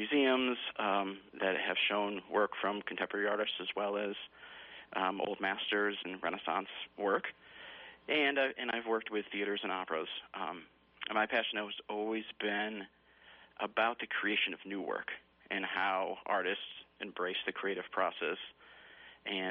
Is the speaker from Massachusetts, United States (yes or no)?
yes; Massachusetts, United States; moved away as an adult; also born or lived in Vermont-New York border / Wyoming; originally from Massachusetts, but, you know, I've lived for over 20 years in dairy farm country up in the Vermont-New York border